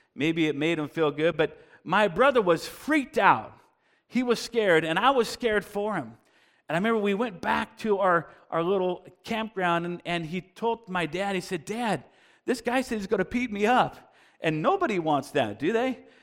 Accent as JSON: {"language": "English", "town": "Bellingham", "region": "Washington", "country": "United States", "tie": "born or raised there", "said": "we were growing up in Bellingham, Washington, just across the border, and, uh, and I grew up there"}